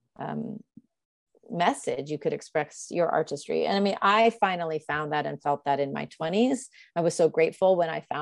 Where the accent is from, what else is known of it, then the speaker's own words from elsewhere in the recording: United States; now in New York City, United States; I'm American